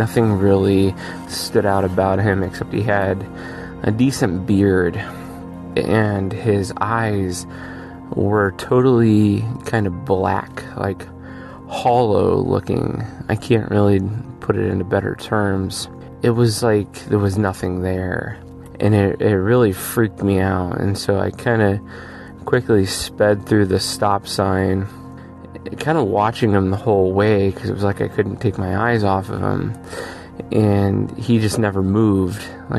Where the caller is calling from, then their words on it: Erie, Pennsylvania, United States; I'm calling from Erie, Pennsylvania